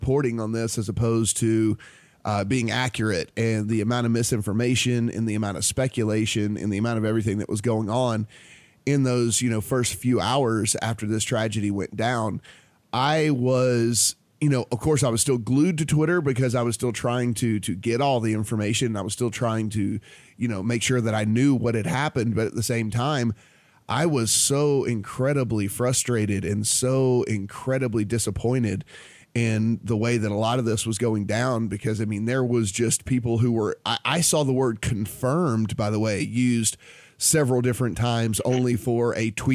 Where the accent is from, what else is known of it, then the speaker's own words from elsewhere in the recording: Louisiana, United States; I'm a kid from Louisiana